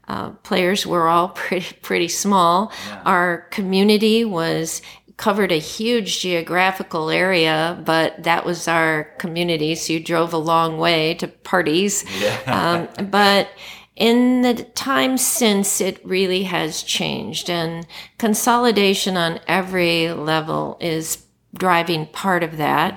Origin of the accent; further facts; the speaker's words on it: Detroit, Michigan, United States; now in Oregon, United States; I'm from Detroit